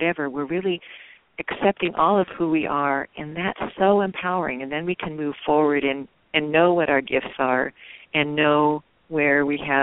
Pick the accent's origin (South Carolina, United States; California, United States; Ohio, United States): California, United States; the Bay Area; now in Seattle, United States; I grew up in the Bay Area